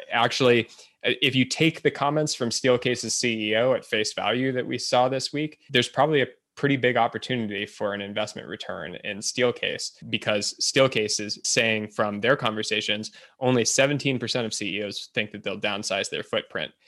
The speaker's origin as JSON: {"language": "English", "country": "United States", "said": "as an American"}